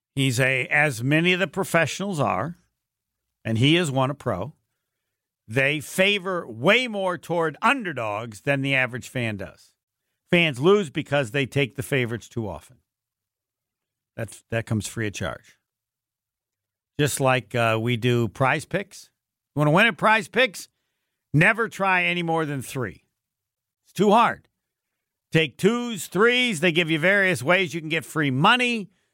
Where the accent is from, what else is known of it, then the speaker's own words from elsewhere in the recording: Indiana, United States; moved away as an adult; also born or lived in Arizona; I'm from Indiana, I'm at Arizona